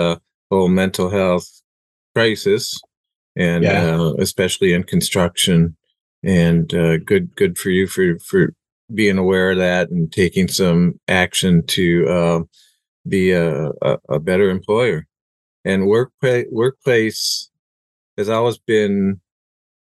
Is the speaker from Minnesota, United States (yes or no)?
yes; Minnesota, United States; also born or lived in Chicago; I'm a lifelong Minnesotan, except for a brief time when I lived in the Chicago